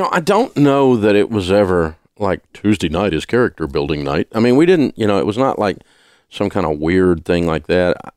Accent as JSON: {"language": "English", "region": "the South", "country": "United States", "said": "I'm from the South"}